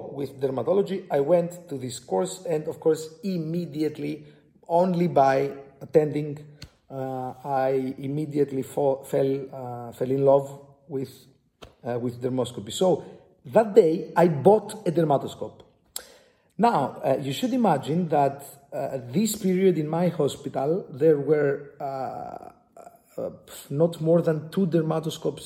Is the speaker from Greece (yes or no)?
yes; Greece; from Greece, from the Aristotle University of Thessaloniki